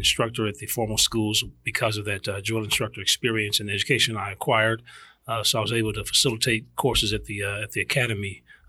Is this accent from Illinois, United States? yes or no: yes; Illinois, United States; growing up in Illinois